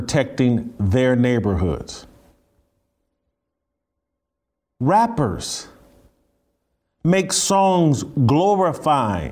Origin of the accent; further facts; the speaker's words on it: Indianapolis, Indiana, United States; Indianapolis, my hometown